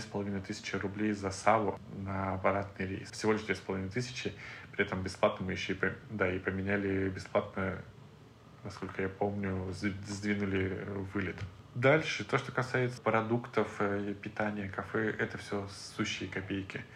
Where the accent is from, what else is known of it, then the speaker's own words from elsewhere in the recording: Moscow, Russia; мы из России, мы из Москвы